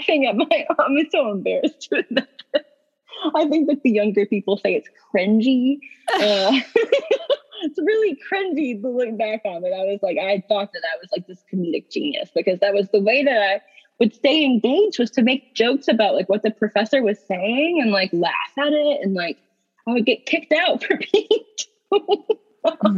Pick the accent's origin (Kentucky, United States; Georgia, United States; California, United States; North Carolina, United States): Kentucky, United States; Eastern; I'm from Eastern Kentucky, where mental health is just not something that most people talk about